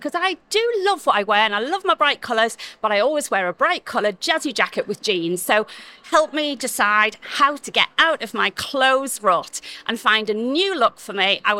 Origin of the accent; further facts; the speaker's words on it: Newcastle, North East England, United Kingdom; I used to be a professional dancer on cruise ships. I'm from Newcastle.